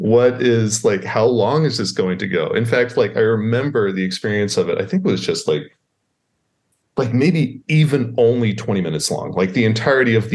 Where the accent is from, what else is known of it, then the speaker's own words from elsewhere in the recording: Waco, Texas, United States; now in Baltimore, United States; I grew up in Waco, Texas, which has no history or anything interesting to happen in that small town of Waco.